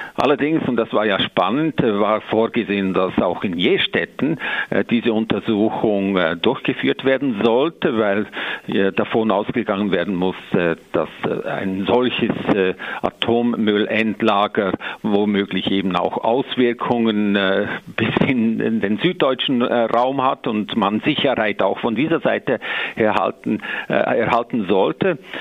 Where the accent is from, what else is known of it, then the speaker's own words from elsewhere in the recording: Switzerland; bei uns in der Schweiz